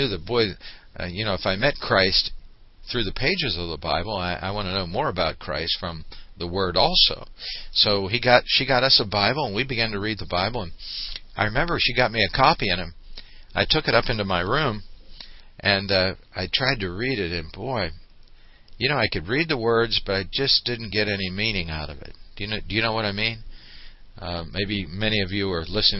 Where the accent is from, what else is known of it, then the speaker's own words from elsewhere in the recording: Pittsburgh, Pennsylvania, United States; When I was a young kid growing up in Pittsburgh, in the Sheridan section of Pittsburgh